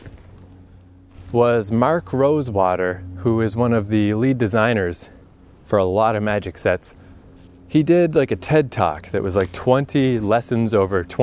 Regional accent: Eastern Canada, Canada; I was living in Eastern Canada.

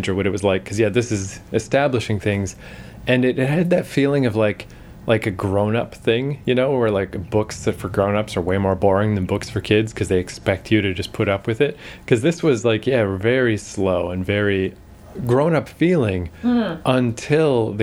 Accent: Canada; In case people can't tell from our charming accents, we're Canadian.

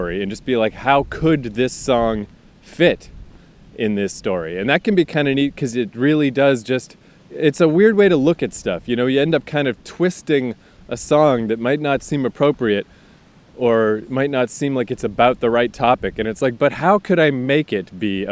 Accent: the Maritimes, Canada; now in Toronto, Canada; I'm from the goddamn Maritimes. I didn't grow up on the ocean. I grew up on a river.

